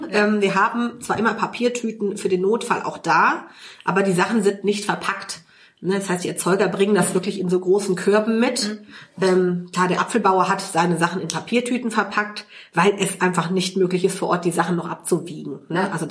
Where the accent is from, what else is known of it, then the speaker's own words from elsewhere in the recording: Cologne, North Rhine-Westphalia, Germany; Also ich bin äh, hier groß geworden, äh, bin seit meinem zweiten Lebensjahr Nippes, äh, gebürtige Kölnerin.